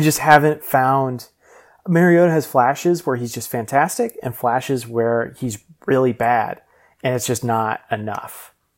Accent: Nashville, Tennessee, United States; I grew up in Nashville, Tennessee

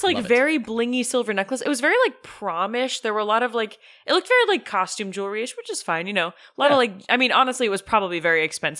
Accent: Concord, North Carolina, United States; Jackson, well, I grew up in Concord, North Carolina.

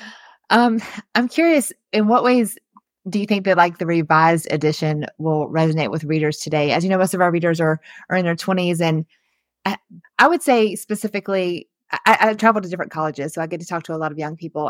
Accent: the South, United States; we grew up in the South

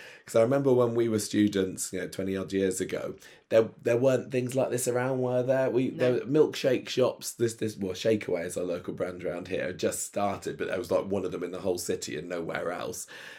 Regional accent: Midlands, United Kingdom; Well, yeah, I mean, I come from the Midlands and that's definitely a thing there, Chinese and chips.

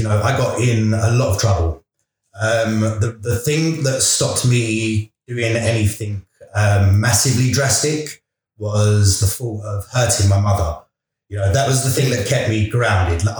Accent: London, United Kingdom; I grew up in East London.

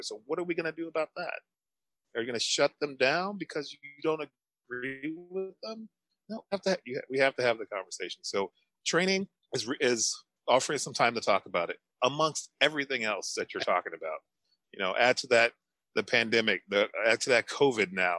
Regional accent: St. Louis, Missouri, United States; moved away as an adult; now in New Hampshire, United States; I'm originally from St. Louis, Missouri, a predominantly black town in St. Louis. Come out here to New Hampshire.

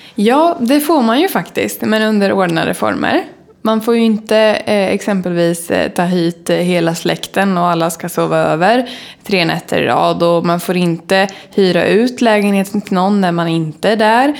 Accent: Åtvidaberg, Östergötland, Sweden; moved away as an adult; now in Stockholm, Sweden

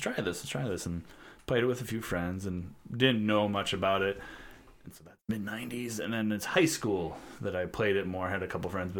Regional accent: Elizabeth, Illinois, United States; It's near Galena. It's the northwest corner of Illinois.

